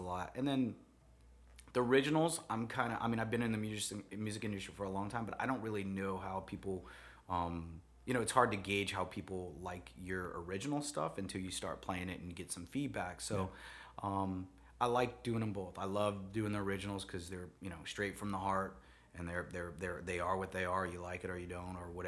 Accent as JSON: {"language": "English", "town": "New Orleans", "region": "Louisiana", "country": "United States", "said": "I'm from New Orleans"}